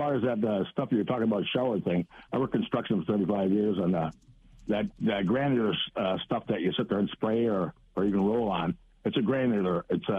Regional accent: Wisconsin, United States; also born or lived in Chicago, Illinois; I've lived in Chicago. I was born in Chicago in 58 and moved to Wisconsin in 64 and lived there all my life so far.

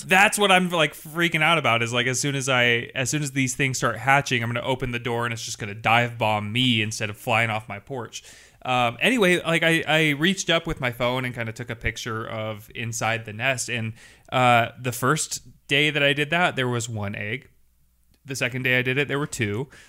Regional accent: Washington, United States; I am from Washington State

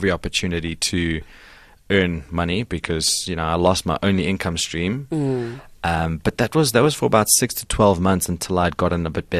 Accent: Pretoria, Gauteng, South Africa; So I was born in Pretoria. Both my parents are from Belgium, I was born here. Mm-hmm. I went to school there.

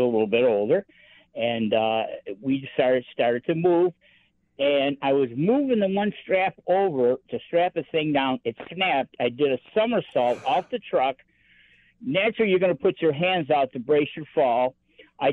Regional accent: Buffalo, New York, United States; also born or lived in Italy; When I moved from Italy to back to Buffalo, when I got out of the Army, because I was stationed in Italy

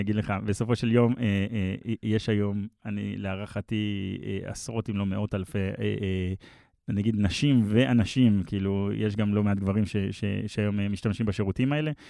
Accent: Israel; also born or lived in Palo Alto, United States / Mevaseret Zion / Herzliya; now in Tel Aviv, Israel; גדלתי במבשרת, אז ביתר והפועל כן. וכדורסל, ובאמת במהלך החיים ההורים שלי התגרשו, אז בעצם עברתי להרצליה, ואז גדלתי חצי מהחיים בהרצליה

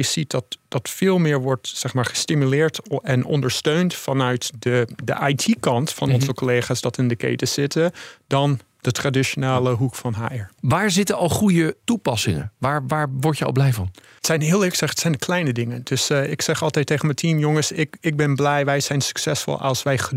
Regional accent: Netherlands; born there; moved away; also born or lived in United States; ik ben geboren in Nederland, maar ik heb eh, heel lang in het buitenland eh, gewoond. In Amerika specifiek.

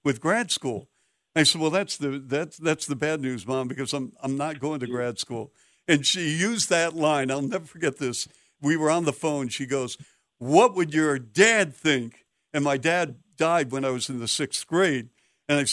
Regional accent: Seattle, Washington, United States; moved away; also born or lived in Ohio; I'm from Seattle.

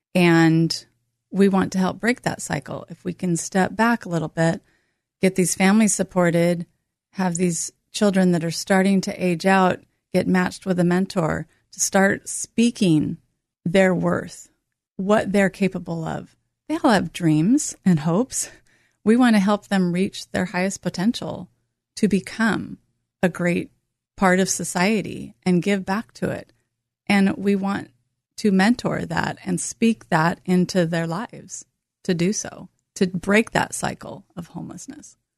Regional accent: North Bend, Oregon, United States; I grew up in North Bend, Oregon

